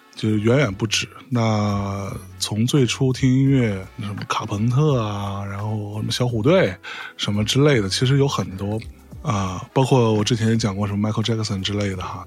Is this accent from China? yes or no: yes; Lianyungang, Jiangsu, China; moved away; also born or lived in Beijing; 我成长的那个小城市是林荫港